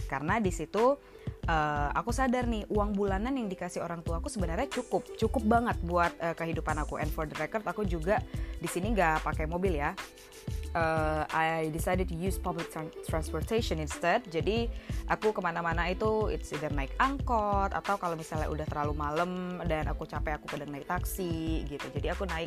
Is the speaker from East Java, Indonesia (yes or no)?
no; Medan, North Sumatra, Indonesia; now in Jakarta, Indonesia; Jadi sebagai anak rantau, seperti yang kalian tahu, aku dari Medan, uh, Sumatera Utara, dan sekarang aku di Jakarta bekerja dan juga sebelumnya kuliah di sini juga.